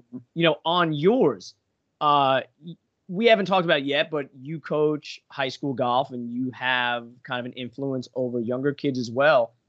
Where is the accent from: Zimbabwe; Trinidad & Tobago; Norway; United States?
United States; Long Island, New York; I grew up in New York on Long Island